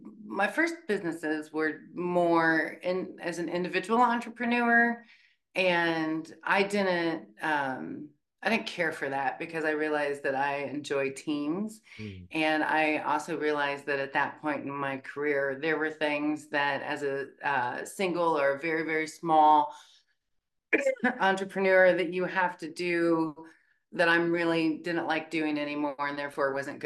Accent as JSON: {"language": "English", "town": "Bluffton", "region": "Indiana", "country": "United States", "tie": "born or raised there", "lives_now": "Muncie, United States", "said": "I was born in Bluffton, Indiana, where I was the Wells County Hog Calling Champion, the 4-H Fair"}